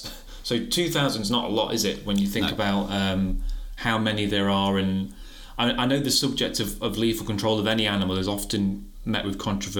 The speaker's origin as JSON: {"language": "English", "area": "Nottinghamshire", "region": "East Midlands", "country": "United Kingdom", "tie": "born or raised there", "said": "I grew up in Nottinghamshire"}